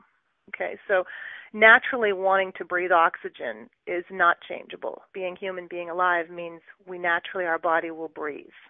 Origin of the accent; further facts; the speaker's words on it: Brampton, Ontario, Canada; moved away as an adult; also born or lived in Ottawa / Edmonton / Calgary; now in Waterloo, Canada; I was actually born and raised in the Brampton, Mississauga area